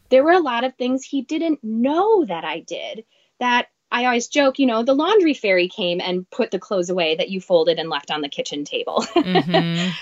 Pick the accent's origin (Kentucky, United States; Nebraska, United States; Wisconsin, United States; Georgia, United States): Wisconsin, United States; moved away as an adult; now in Minneapolis, United States; I grew up in Wisconsin, moved to Minneapolis about 10 years ago.